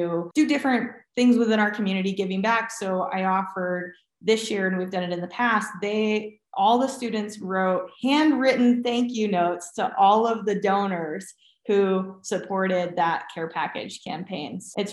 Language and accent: English; New England, United States; moved away; growing up in New England is second to none.